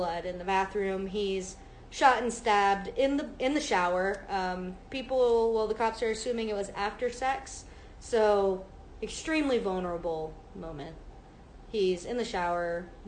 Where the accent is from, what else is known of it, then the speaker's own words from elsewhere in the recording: near Mesa, Arizona, United States; this isn't far from where my hometown is